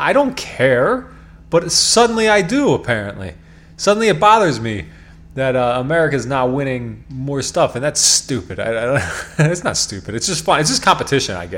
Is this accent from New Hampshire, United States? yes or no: no; York, Pennsylvania, United States; now in Lancaster, United States; I'm originally from York, which is just right down the road